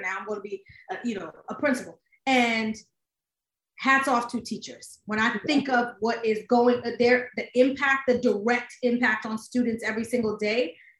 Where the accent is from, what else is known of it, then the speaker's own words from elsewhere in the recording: New York City, New York, United States; I am born and raised in the Bronx, New York. Shout out to High Bridge right by Yankee Stadium.